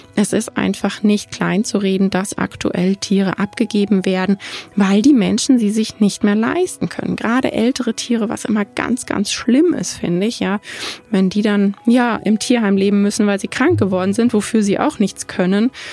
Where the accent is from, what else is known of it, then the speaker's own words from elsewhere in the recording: Germany; bei uns in Deutschland